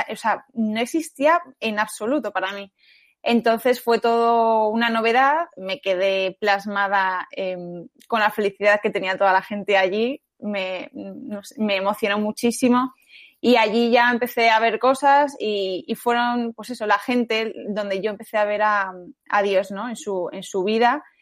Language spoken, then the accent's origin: Spanish; Las Rozas, Community of Madrid, Spain; pues yo eh … tengo 23 años y soy de Las Rozas